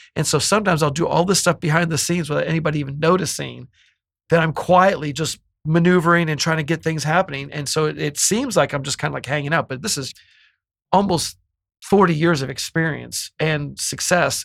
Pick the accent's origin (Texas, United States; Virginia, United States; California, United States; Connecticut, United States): California, United States; Bay Area; now in Los Angeles, United States; I'm from the Bay Area